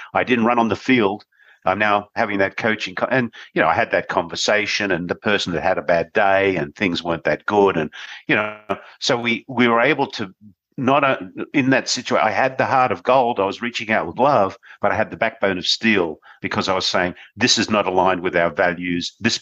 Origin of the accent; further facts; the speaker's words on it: Australia; I was born in Australia